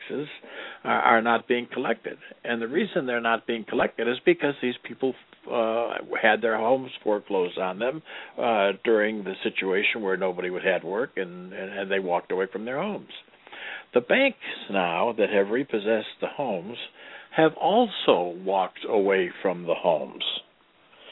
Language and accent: English; Detroit, Michigan, United States; moved away; I'm from Detroit